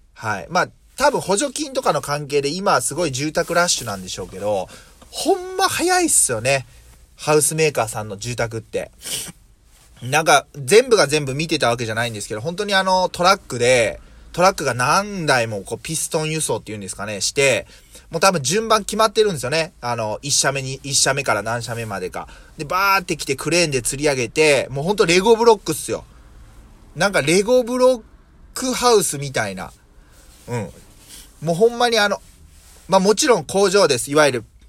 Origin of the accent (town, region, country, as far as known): Mie, Japan; born or raised there